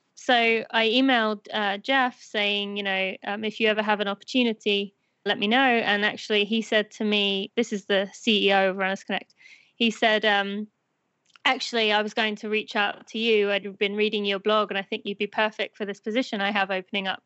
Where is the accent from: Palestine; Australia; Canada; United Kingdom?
United Kingdom; moved away as an adult; now in United States; I am British.